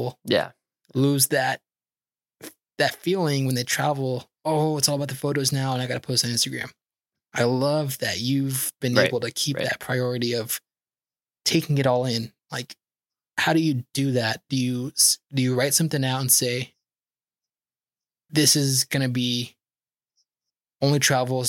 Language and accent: English; California, United States; accent: Californian; I totally talk like a Californian